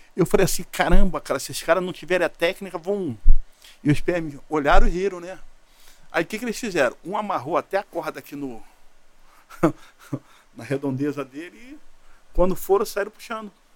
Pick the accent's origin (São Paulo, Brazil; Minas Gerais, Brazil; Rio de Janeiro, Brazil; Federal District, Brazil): Rio de Janeiro, Brazil; Eu da ilha do governador fui parar em vira é, Vila Militar.